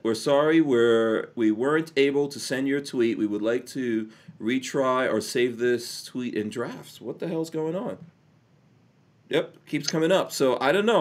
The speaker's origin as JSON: {"language": "English", "town": "New York City", "region": "New York", "country": "United States", "tie": "born or raised there", "also_born_or_lived": "Guyana / England / Nigeria / New Jersey", "moved": "yes", "said": "I grew up in Far Rockaway"}